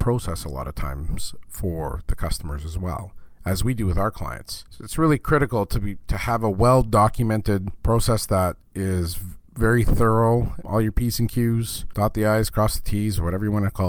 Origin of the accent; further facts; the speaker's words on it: Canada; I'm Canadian